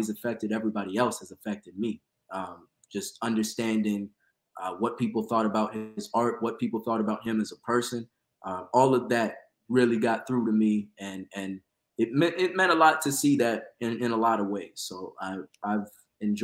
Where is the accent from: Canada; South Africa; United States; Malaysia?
United States; San Antonio, Texas; moved away; also born or lived in Melbourne, Florida; I'm from Melbourne. Originally from San Antonio